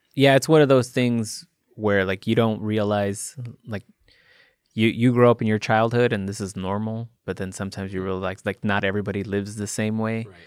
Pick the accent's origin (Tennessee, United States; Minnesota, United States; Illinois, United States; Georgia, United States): Illinois, United States; Chicago; moved away; I'm originally from Chicago, and mm-hmm. all of my family's still there